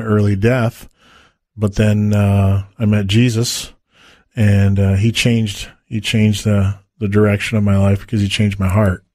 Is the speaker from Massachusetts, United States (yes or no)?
no; Detroit, Michigan, United States; I was born and raised in Detroit, Michigan